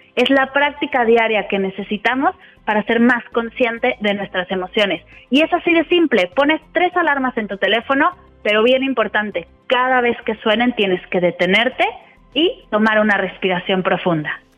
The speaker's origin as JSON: {"language": "Spanish", "region": "Mexico City", "country": "Mexico", "moved": "as an adult", "lives_now": "Spain", "said": "De Ciudad de México."}